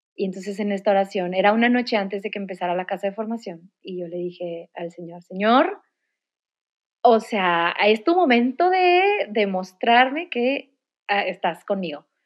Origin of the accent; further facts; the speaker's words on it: Monterrey, Nuevo León, Mexico; soy de Monterrey, toda mi vida aquí